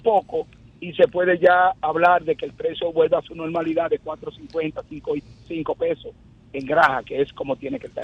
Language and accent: Spanish; Dominican Republic; Yo, quien le habla como dominicano primero, no como productor